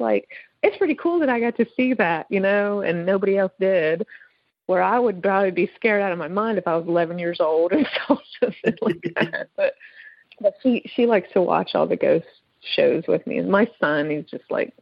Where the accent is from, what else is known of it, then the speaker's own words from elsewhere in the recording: Pennsylvania, United States; I'm from Pennsylvania